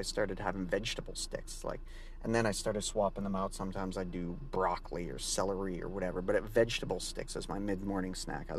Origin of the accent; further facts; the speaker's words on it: Canada; I'm Canadian.